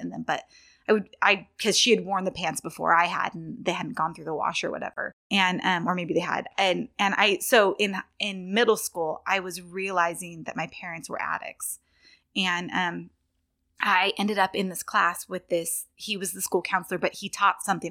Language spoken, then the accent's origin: English; right outside Sacramento, Northern California, United States; moved away as an adult; I was born in, um, Northern California